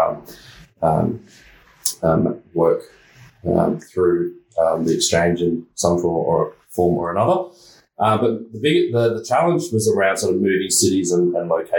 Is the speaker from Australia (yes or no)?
yes; Brisbane, Queensland, Australia; moved away as an adult; also born or lived in Sydney; I was born in Brisbane